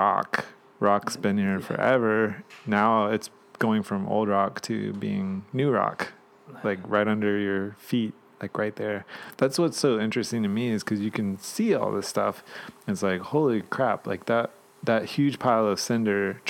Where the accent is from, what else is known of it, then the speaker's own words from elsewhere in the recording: Georgia, United States; moved away; also born or lived in Virginia; my teenage years, I grew up in Georgia